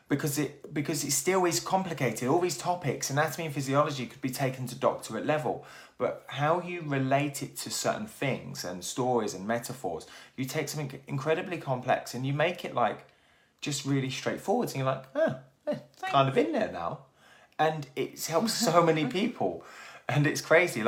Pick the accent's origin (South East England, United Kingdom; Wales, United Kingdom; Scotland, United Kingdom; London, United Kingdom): South East England, United Kingdom; Milton Keynes; also born or lived in Plymouth; now in Newquay, United Kingdom; I grew up in Milton Keynes